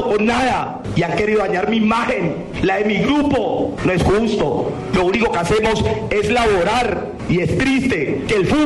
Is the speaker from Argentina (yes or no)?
no; Cali, Valle del Cauca, Colombia; born there; soy hincha del Deportivo Cali, nací en el Cali y les dije, me aferro a mi puesto